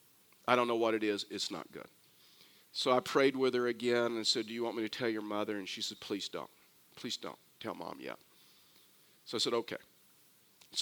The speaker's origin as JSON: {"language": "English", "region": "Texas", "country": "United States", "said": "I'm from Texas"}